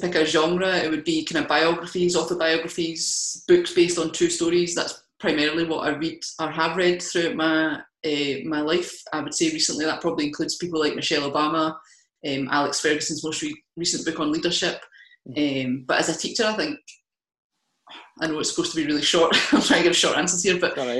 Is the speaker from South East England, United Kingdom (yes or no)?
no; Kilmarnock, Scotland, United Kingdom; I mean, I'm from Kilmarnock originally, not that I have the accent anymore, but I can put it on for you if you want.